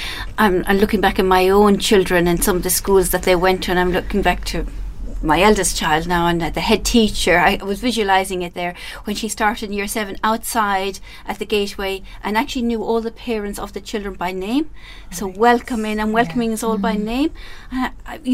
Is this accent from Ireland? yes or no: yes; Ireland